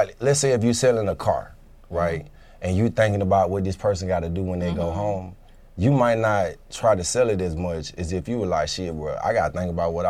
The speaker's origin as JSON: {"language": "English", "town": "Lithonia", "region": "Georgia", "country": "United States", "tie": "born or raised there", "said": "I grew up with black people and white people. Mm-hmm. I grew up in Lithonia"}